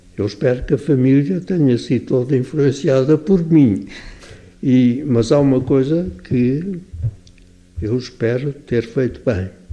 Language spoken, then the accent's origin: Portuguese; Portugal; nós todos somos portugueses